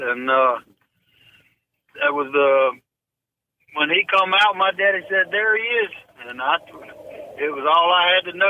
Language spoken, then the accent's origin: English; Ponchatoula, Louisiana, United States; I was born in Ponchatoula, Louisiana.